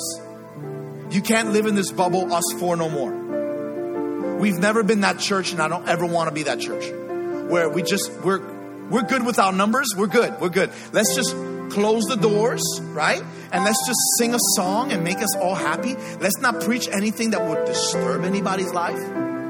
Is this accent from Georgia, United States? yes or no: no; New York City, New York, United States; I grew up in the Bronx.